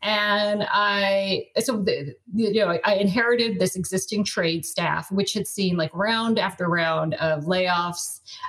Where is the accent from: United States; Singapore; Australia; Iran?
United States; Colorado; I grew up in Colorado and I just hate being cold